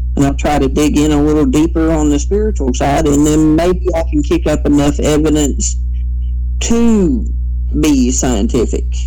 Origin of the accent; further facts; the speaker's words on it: Kentucky, United States; also born or lived in Mingo County, West Virginia; now in West Virginia, United States; my hometown, which is over in Kentucky